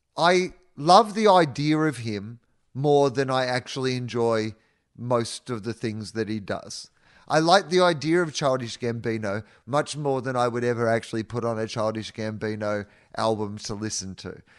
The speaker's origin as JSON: {"language": "English", "region": "Victoria", "country": "Australia", "tie": "born or raised there", "moved": "as an adult", "said": "growing up in Denison and the ninety and a mile beach in Victoria"}